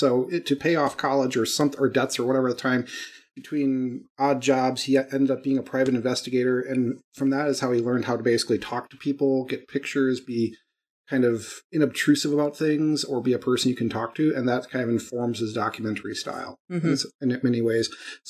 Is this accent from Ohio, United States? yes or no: no; Wisconsin, United States; I'm from Wisconsin, so I might have a bias.